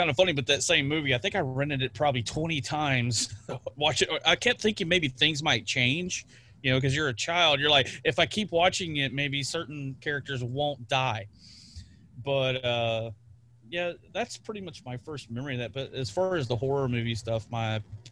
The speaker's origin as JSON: {"language": "English", "region": "Texas", "country": "United States", "tie": "born or raised there", "said": "here in Texas in my hometown"}